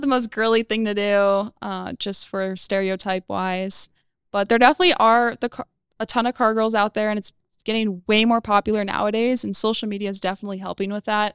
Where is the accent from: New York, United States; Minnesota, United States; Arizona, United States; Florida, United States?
Arizona, United States; Phoenix; also born or lived in Chicago, Illinois; I was born in Chicago, but I was raised in Phoenix, Arizona, way out in the hot weather